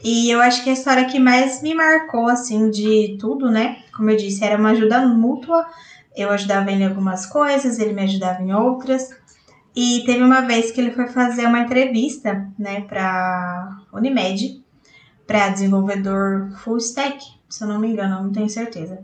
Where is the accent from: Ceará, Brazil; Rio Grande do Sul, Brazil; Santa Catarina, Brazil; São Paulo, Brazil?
São Paulo, Brazil; Botucatu; sou aqui de Botucatu, interior de São Paulo